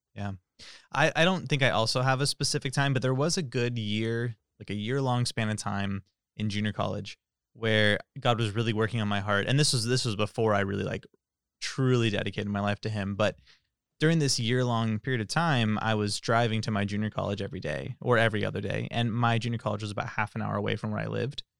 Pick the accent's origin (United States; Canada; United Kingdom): United States; Tracy, California; I'm from Tracy